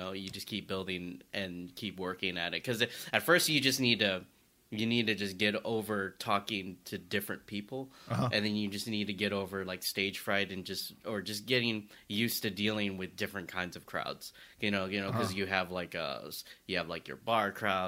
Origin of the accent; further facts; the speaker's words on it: the South, United States; I talk about being Asian growing up in the South